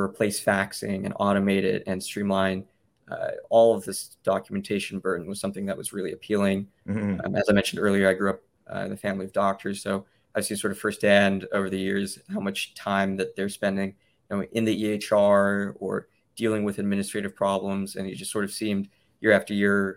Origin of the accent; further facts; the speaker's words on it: Memphis, Tennessee, United States; moved away as an adult; also born or lived in Cambridge, Massachusetts / New York; I was born and raised in Memphis